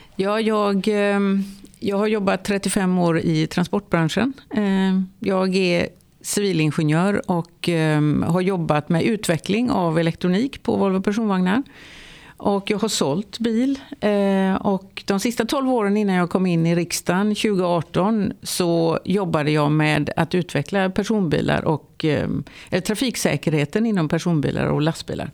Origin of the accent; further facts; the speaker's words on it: Lerum, Västra Götaland, Sweden; jag kommer från Lerum utanför Göteborg